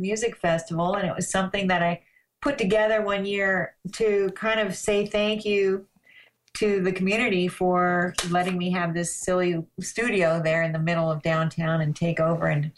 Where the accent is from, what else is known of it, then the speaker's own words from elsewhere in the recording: Colorado, United States; also born or lived in Los Angeles / Weed, California; now in Ashland, Oregon, United States; I grew up in Colorado, and I was kind of a mountain girl, and I had a horse when I was a kid